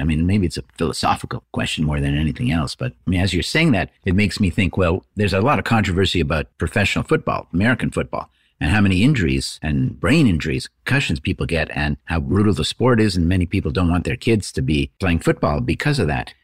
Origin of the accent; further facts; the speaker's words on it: Canada; I'm Canadian